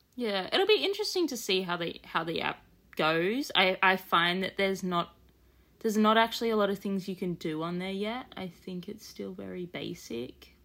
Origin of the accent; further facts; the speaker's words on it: Australia; being an Australian collector